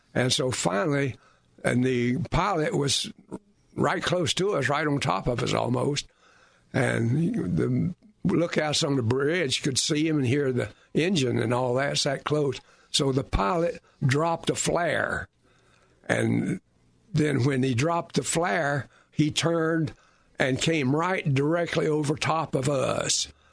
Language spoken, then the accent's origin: English; southwestern Virginia, United States; moved away as an adult; now in Winter Park, United States; I was born and raised in the southwestern part of Virginia